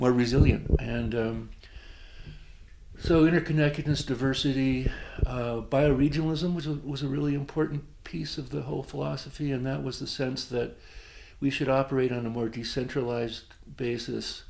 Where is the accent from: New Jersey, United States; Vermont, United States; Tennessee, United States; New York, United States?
New York, United States; North Shore of Long Island; moved away; also born or lived in Massachusetts / Colorado; I grew up on the North Shore of Long Island